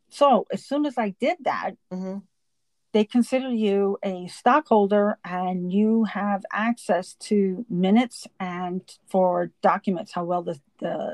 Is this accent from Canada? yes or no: no; Los Angeles, California, United States; moved away as an adult; also born or lived in Long Island, New York; now in Deer Park, United States; I was born and raised in Los Angeles and I lived there up until, I moved to Long Island 2006